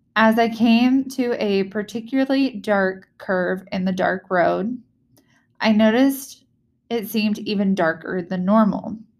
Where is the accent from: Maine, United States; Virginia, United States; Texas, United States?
Virginia, United States; moved away; home state, my native state